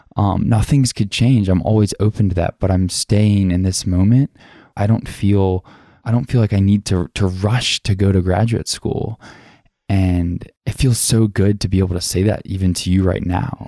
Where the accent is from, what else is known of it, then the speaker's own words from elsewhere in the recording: the South, United States; growing up in the South